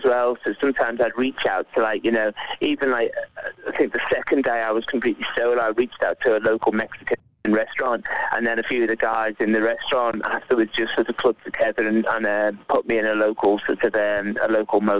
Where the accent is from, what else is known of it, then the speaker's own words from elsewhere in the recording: Liverpool, North West England, United Kingdom; I'm from Liverpool